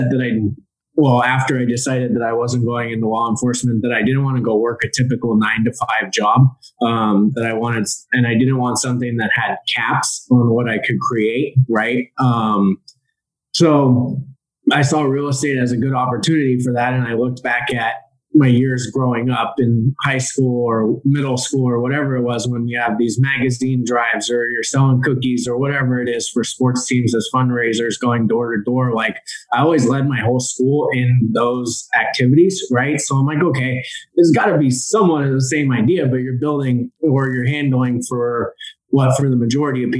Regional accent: Silicon Valley, California, United States; I grew up here in the Silicon Valley on the West Coast

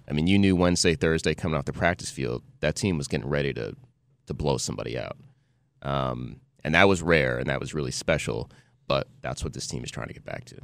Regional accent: New Jersey, United States; growing up in Jersey

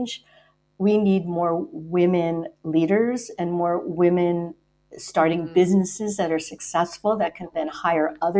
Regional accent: the New York area, United States; I'm from the New York area

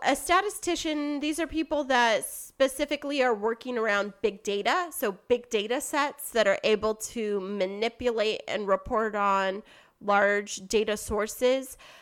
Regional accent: Kingsburg, California, United States; my hometown, Kingsburg

